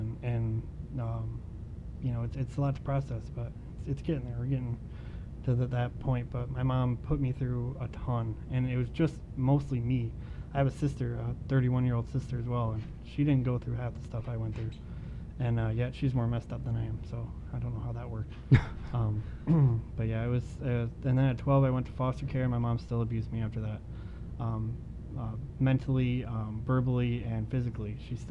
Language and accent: English; Okemos, Michigan, United States; now in Ithaca, United States; I'm was born and raised in Okemos, Michigan